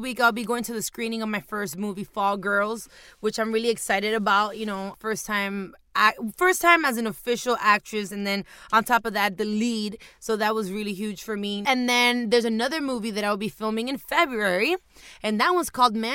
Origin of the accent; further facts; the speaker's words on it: Miami, Florida, United States; also born or lived in Hialeah / Homestead; I was born in Hialeah, somewhat raised in Brownsville, for those that know Miami.